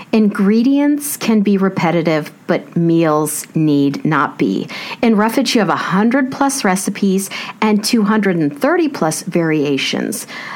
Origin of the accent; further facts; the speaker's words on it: Kansas, United States; growing up in Kansas